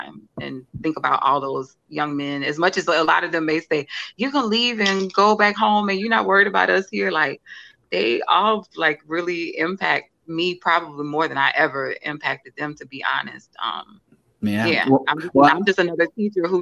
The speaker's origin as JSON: {"language": "English", "town": "Alexandria", "region": "Louisiana", "country": "United States", "tie": "born or raised there", "moved": "as an adult", "lives_now": "New Orleans, United States", "said": "I'm from a little town, like you said in my bio, Alexandria, Louisiana"}